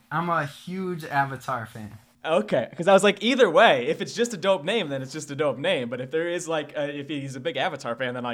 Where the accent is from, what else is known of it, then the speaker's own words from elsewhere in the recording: Rockford, Illinois, United States; Born and raised in Rockford.